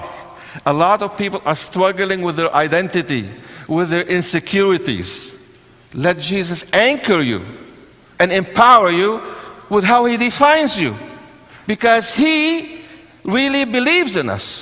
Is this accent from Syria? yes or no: yes; Syria; now in United States; I was born in Syria, where you have the civil war raging for so many years